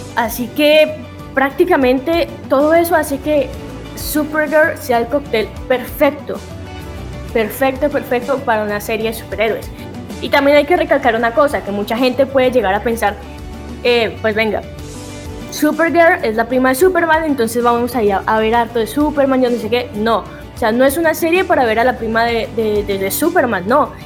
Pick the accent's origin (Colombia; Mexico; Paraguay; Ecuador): Colombia; soy colombiana, pero se me pega lo mexicano